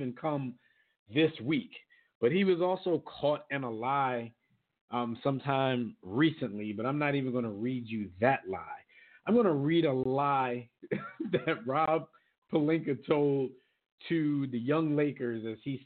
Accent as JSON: {"language": "English", "town": "Philadelphia", "region": "Pennsylvania", "country": "United States", "tie": "born or raised there", "moved": "yes", "said": "I'm a native Philadelphia, born and raised in Philadelphia. I no longer live there"}